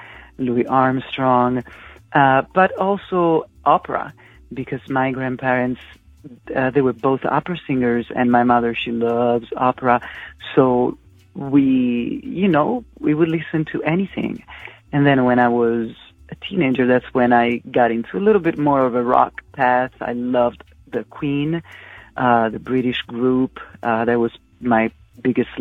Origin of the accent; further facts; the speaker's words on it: Terni, Umbria, Italy; moved away as an adult; now in United States; I was born in Italy, in a small industrial city called Terni, which is in the middle region of Umbria. My city is about an hour from Rome, and I was born and raised there.